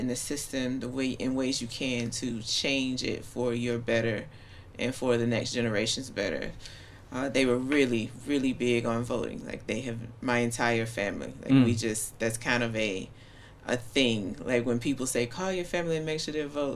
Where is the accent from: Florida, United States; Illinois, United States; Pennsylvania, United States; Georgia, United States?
Georgia, United States; Cordele; also born or lived in Albany, Georgia; now in Washington, DC, United States; technically I was born in a little town next door called Albany, but I was raised in Cordele.